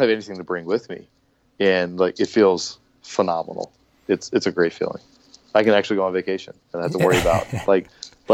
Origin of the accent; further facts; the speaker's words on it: Baltimore, Maryland, United States; moved away as an adult; also born or lived in Minnesota / California; now in Arizona, United States; back in my hometown. I'm from Baltimore originally